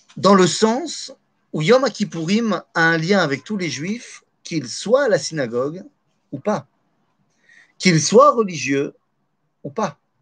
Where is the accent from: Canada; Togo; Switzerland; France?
France; moved away; on a grandi en France, on était encore en France